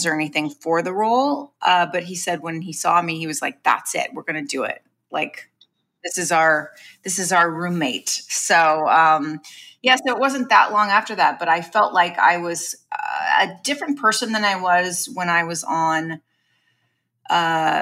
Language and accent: English; Long Beach, California, United States; also born or lived in Los Angeles; I'm from Long Beach, California, which is a suburb of Los Angeles.